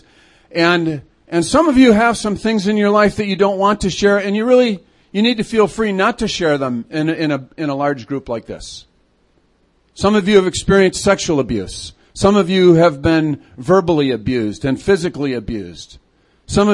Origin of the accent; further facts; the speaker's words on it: Chicago, Illinois, United States; also born or lived in Fergus Falls, Minnesota; now in Twin Cities, United States; I'm a city kid. I grew up in Chicago, but I've been here for the last 17 years